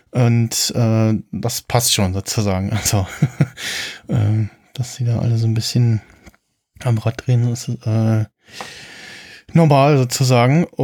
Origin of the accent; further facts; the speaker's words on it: East Germany, Germany; in der DDR geboren, ja, am 9.